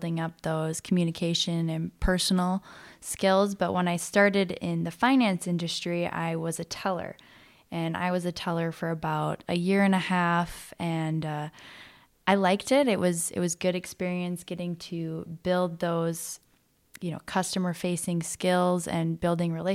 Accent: Duluth, Minnesota, United States; moved away as an adult; also born or lived in Fargo, North Dakota; I actually grew up in Duluth, Minnesota. I was born and raised there

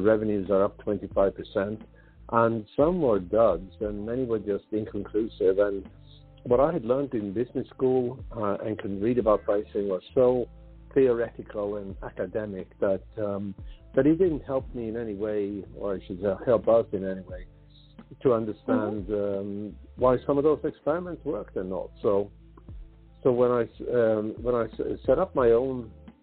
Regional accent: Sweden; moved away as an adult; now in United States; I'm native from Sweden

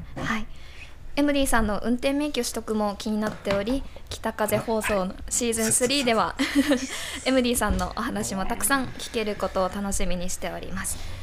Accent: Morioka, Iwate, Japan; now in Nishiwaga, Japan; 盛岡出身で、まあ、寒い地域出身

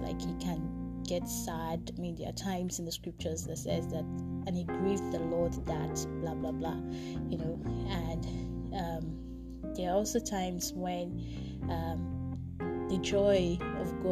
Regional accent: Nigeria; my nationality as a Nigerian, being in Africa

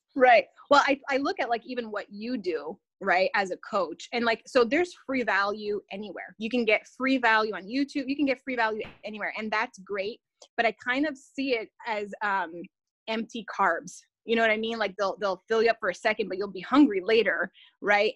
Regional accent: Canada; I'm a Canadian

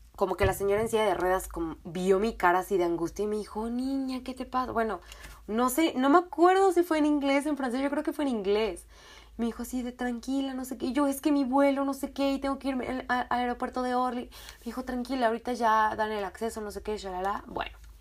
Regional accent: Mexico; de México.

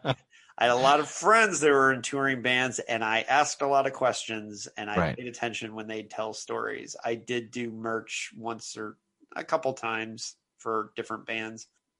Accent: Philadelphia, Pennsylvania, United States; And it's like, I'm from Philadelphia and I don't ever remember, you know, there was never a riot there.

